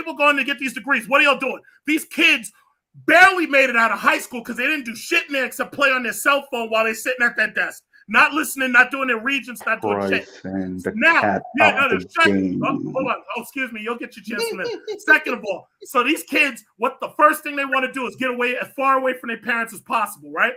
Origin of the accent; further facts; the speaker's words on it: New York, United States; I'm a New Yorker.